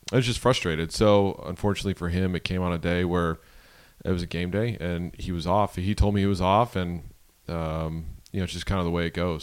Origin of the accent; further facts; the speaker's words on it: Buffalo, New York, United States; growing up in Buffalo